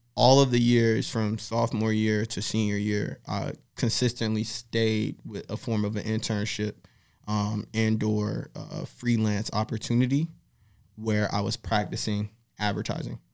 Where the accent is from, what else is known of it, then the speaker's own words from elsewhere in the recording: Miami, Florida, United States; also born or lived in Opelika; now in Los Angeles, United States; I'm from Miami, Florida